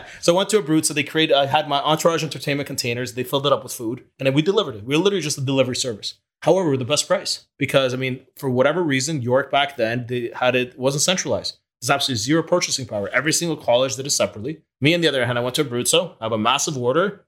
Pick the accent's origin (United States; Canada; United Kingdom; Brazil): Canada; English is a second language; also born or lived in Ukraine / Israel; moved to Canada when I was 8 years old